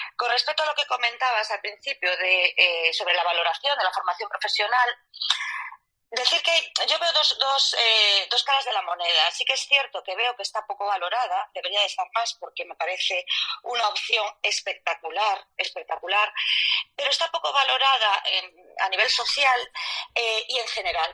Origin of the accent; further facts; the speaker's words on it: Vigo, Galicia, Spain; como soy gallega, ya os digo que soy de Vigo